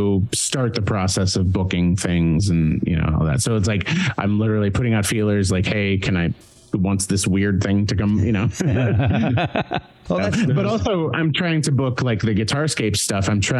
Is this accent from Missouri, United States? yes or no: yes; Kansas City, Missouri, United States; now in Atlanta, United States; I did a couple of shows last year. I live in Atlanta and I'm from Kansas City. So I basically went back to Kansas City and just basically pulled my old bandmates out of their day jobs